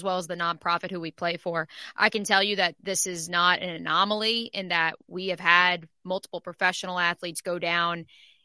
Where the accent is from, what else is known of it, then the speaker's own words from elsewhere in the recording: Freehold, New Jersey, United States; my hometown of Freehold, New Jersey